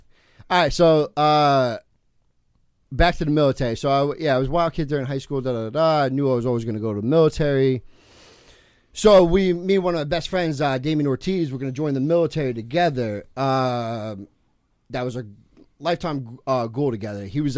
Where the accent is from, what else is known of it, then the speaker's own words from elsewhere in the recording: California, United States; born there; also born or lived in New Jersey; That's my first kid I met when I moved to Jersey from because I was born in California.